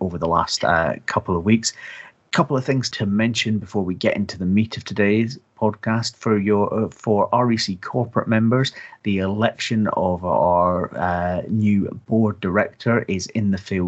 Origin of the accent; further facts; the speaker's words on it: Scotland, United Kingdom; as a Scotsman